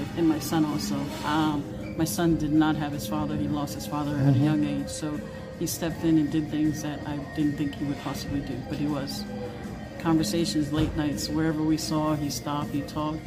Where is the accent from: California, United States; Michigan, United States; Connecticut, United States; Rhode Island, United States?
Rhode Island, United States; We're from Rhode Island